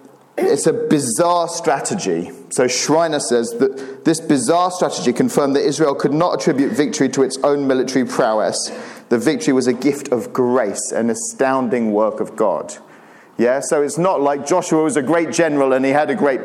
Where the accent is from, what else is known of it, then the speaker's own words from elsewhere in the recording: Cyprus; moved away as an adult; also born or lived in Turkey; I grew up in Cyprus, which is a great place to grow up.